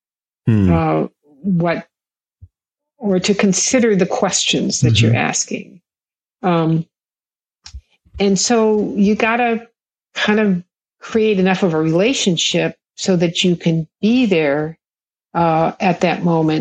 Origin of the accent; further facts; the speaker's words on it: Kauai, Hawaii, United States; I grew up in Hawaii